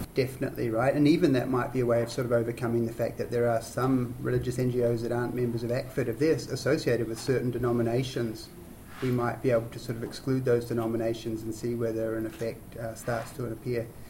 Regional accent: New Zealand; I'm a New Zealander

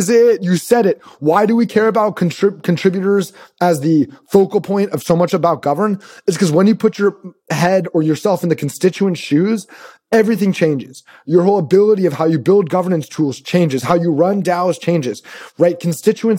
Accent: Sacramento, California, United States; I'm actually from Sacramento

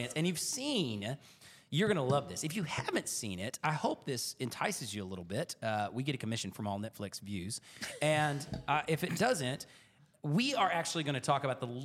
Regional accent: Oklahoma, United States; I was born and raised in Oklahoma

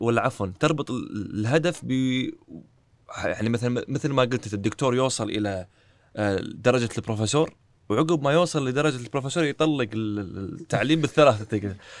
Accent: Kuwait; عندنا بالكويت

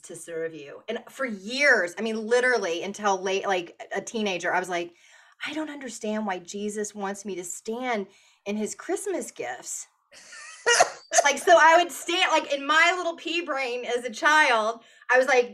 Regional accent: the South, United States; I was born and raised in the South.

